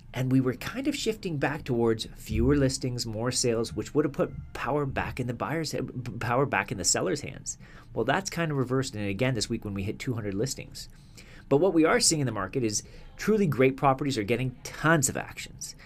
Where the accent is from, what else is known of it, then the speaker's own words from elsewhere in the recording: Canada; as a Canadian